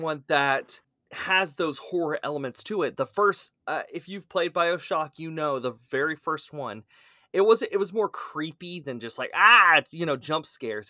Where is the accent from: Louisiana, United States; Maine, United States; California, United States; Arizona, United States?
Louisiana, United States; South; accent: Cajun; that's my Cajun coming out, I'm from South Louisiana after all